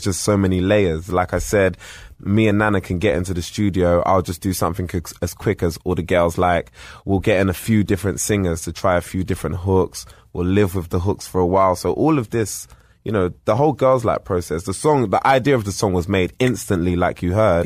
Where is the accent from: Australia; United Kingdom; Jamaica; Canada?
United Kingdom; being British